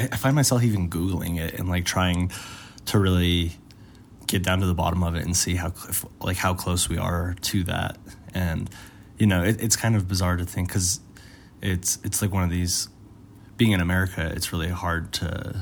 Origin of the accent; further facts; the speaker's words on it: Aurora, Colorado, United States; where I grew up in Aurora